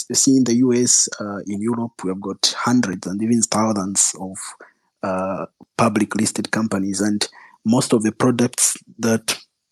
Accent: Zambia; also born or lived in Russia; I was born and raised in Zambia

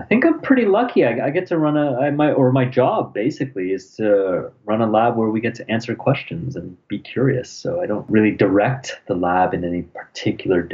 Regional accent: Toronto, Ontario, Canada; also born or lived in England; now in Ottawa, Canada; I was born in England, but I grew up in Toronto pretty much.

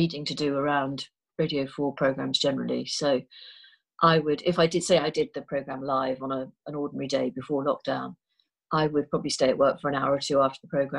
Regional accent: Liverpool, North West England, United Kingdom; moved away as an adult; I grew up in Liverpool

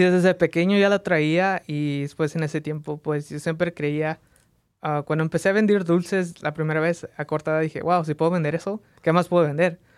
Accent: Las Vegas, Nevada, United States; also born or lived in Mexico; nací en México, vine a Las Vegas a, las, a los tres años de edad, entonces crecí en Las Vegas

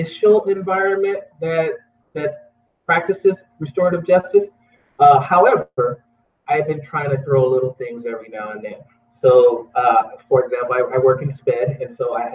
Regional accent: Houston, Texas, United States; also born or lived in Oregon; now in Idaho, United States; growing up in Houston, Texas, I never thought I would end up migrating to this area

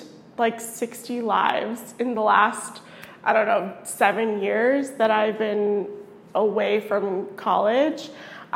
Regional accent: Fort Lauderdale, Florida, United States; moved away; I'm from Fort Lauderdale, but I'm Brazilian background. Both my parents are Brazilian.

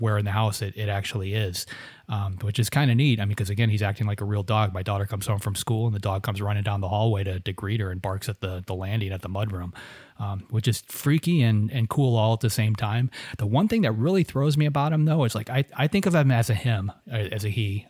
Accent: Florida, United States; I grew up in Florida

